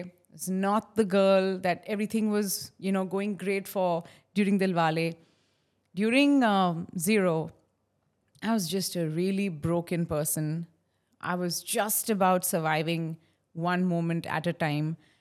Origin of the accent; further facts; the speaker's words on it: Mumbai, Maharashtra, India; when I was a little girl and I grew up in Khar, fourteenth road, uh, in a building called Shiv Kripa.